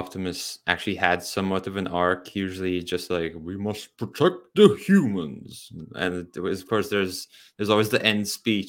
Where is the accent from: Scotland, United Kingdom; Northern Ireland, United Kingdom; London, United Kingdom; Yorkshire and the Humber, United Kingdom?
Scotland, United Kingdom; I'm very Scottish.